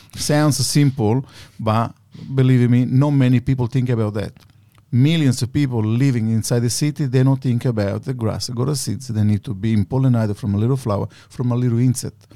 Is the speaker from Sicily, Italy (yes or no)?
yes; Sicily, Italy; English is a second language; moved away as an adult; now in Australia; my hometown in Sicily